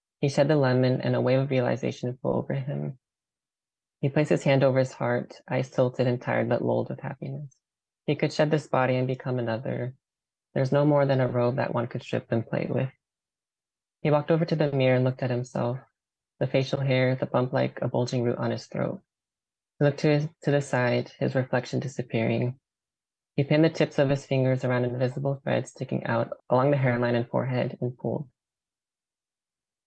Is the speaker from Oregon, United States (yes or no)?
yes; Forest Grove, Oregon, United States; also born or lived in Portland, Oregon; I'm from Forest Grove, Oregon.